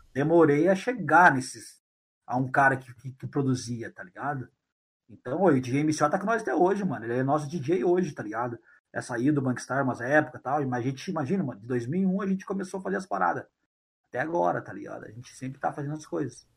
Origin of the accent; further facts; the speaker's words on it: Curitiba, Paraná, Brazil; um time de futebol lá da minha quebrada